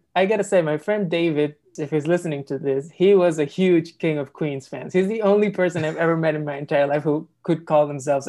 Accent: Lima, Peru; moved away as an adult; now in New York, United States; I grew up as a Peruvian person in real life and as an American through identifying with all the characters I was watching on TV.

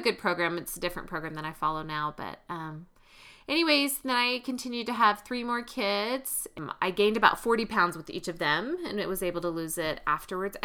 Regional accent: the South, United States; When I grew up in the South in a meat and potatoes family

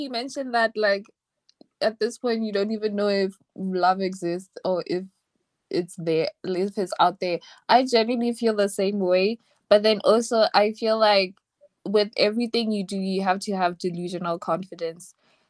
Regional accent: Botswana; Hi. I'm from Botswana.

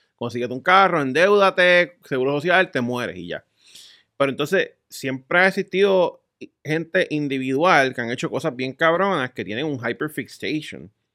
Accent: Puerto Rico; soy de Puerto Rico

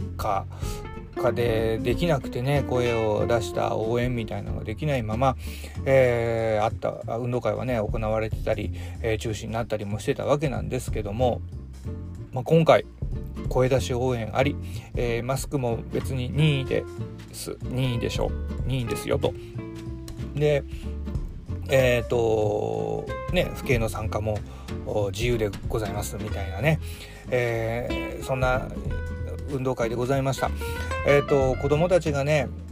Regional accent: Hiroshima, Japan; now in Fukuoka, Japan; 僕あの出身広島

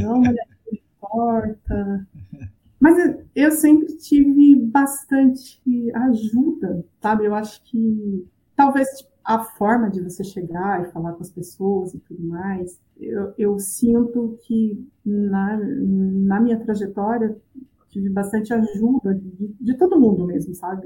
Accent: Apiaí, São Paulo, Brazil; moved away as an adult; also born or lived in Paraná; Eu cresci na zona rural do município de Apiaí, que é interior de São Paulo

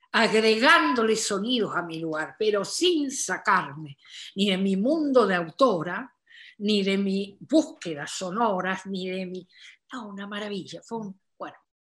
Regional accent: Corrientes, Argentina; now in Buenos Aires, Argentina; nosotros, los correntinos, los chasqueños, la gente del litoral, pero sobre todo los correntinos

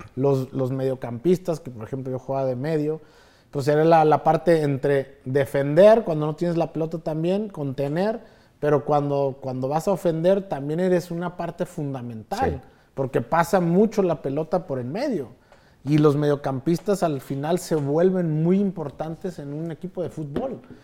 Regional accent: Mexico; also born or lived in Chicago; somos los mexicanos

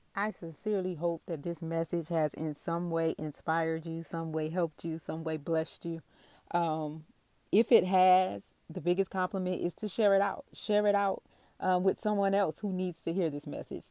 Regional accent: the South, United States; I'm from the South

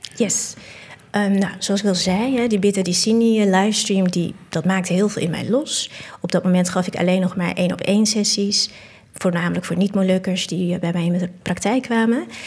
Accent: Assen, Drenthe, Netherlands; now in Utrecht, Netherlands; Assen, waar ik vandaan kom. daar ben ik geboren en getogen

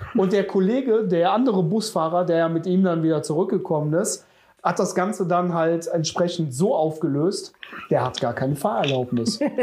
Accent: Jüchen, North Rhine-Westphalia, Germany; habe damals ja noch äh, in meinem Heimatort in Jüschen gewohnt

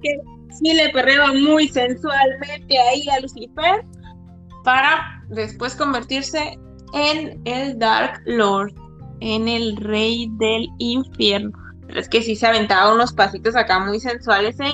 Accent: Mazatlán, Sinaloa, Mexico; now in Guadalajara, Mexico; soy de Mazatlán, Sinaloa, pero estoy viviendo en Guadalajara, Jalisco

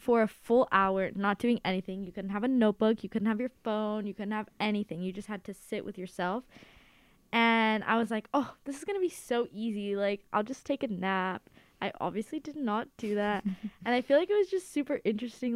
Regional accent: Los Angeles, California, United States; I am from Los Angeles, California

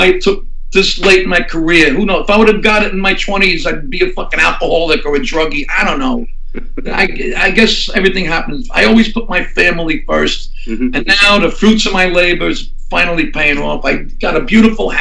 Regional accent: New York City, New York, United States; moved away as an adult; now in Florida, United States; I'm from Brooklyn

